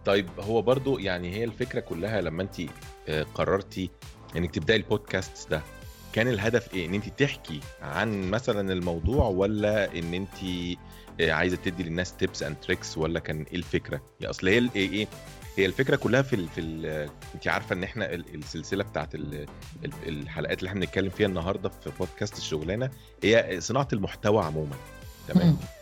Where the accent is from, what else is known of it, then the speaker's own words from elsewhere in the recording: Egypt; انا من مصر